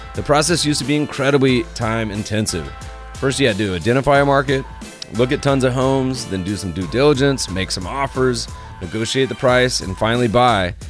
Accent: Winston-Salem, North Carolina, United States; now in Los Angeles, United States; locally here in Los Angeles and even my hometown, Winston-Salem

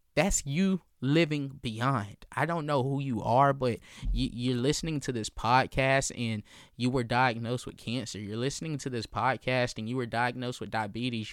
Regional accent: Columbia, South Carolina, United States; I'm born and raised in Columbia, South Carolina

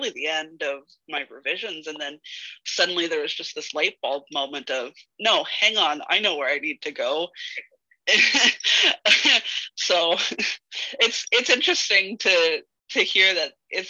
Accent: Canada; It must be in my DNA as a Canadian

